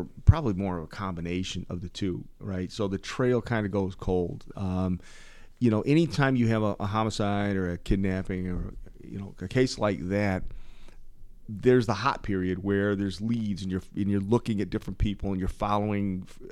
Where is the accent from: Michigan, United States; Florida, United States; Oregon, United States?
Michigan, United States; moved away as an adult; also born or lived in New York; Mueller sent me here back to Michigan to be the head of my home state